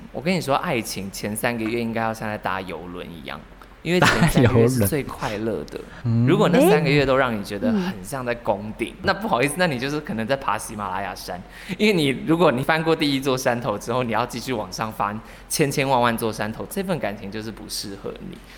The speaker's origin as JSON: {"language": "Chinese", "region": "central Taiwan", "country": "Taiwan", "said": "因为我是中部人"}